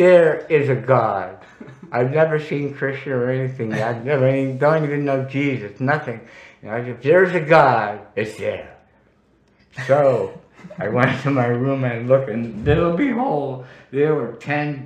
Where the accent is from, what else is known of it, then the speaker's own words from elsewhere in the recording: Worcester, Massachusetts, United States; Worcester, Massachusetts, my hometown